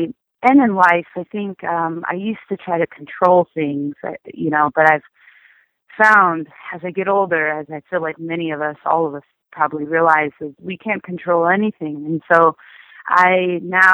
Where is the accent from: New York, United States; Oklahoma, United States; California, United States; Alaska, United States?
California, United States; Sacramento; moved away as an adult; now in Los Angeles, United States; my hometown, Sacramento